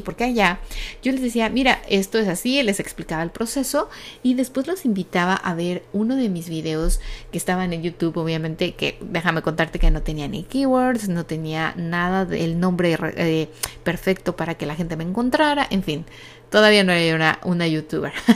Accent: Mexico; now in United States; México, que es obviamente de donde yo soy

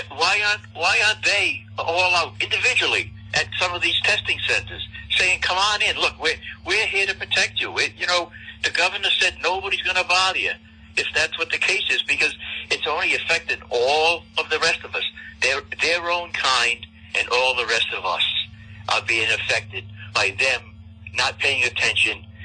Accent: Pawtucket, Rhode Island, United States; I was born and brought up in Pawtucket.

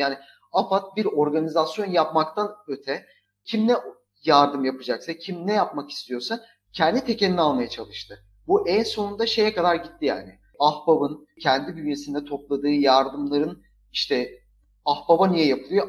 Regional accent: Lüleburgaz, Kırklareli, Turkey; ben Lüleburgaz'da doğup büyüdüm.

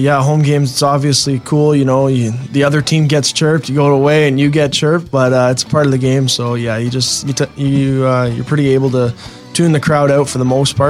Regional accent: Barrie, Ontario, Canada; being from Barrie

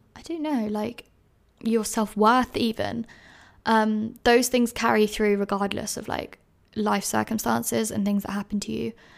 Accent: London, United Kingdom; moved away as an adult; now in Edinburgh, United Kingdom; I grew up in London, but, like, Greater London, like, suburb

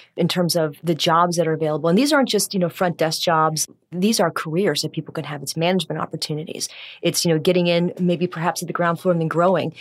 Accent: Cincinnati, Ohio, United States; also born or lived in Cleveland; I'm from Cincinnati originally

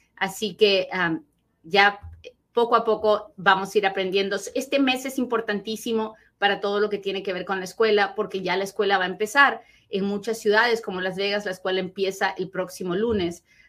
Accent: Peru; now in United States; así hablo, pues soy bien peruana, así hablo

